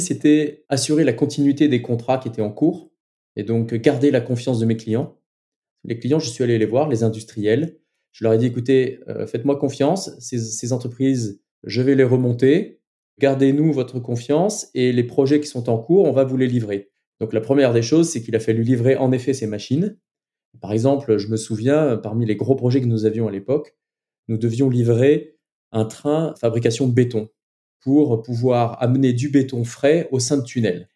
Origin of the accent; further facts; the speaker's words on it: France; chez nous en France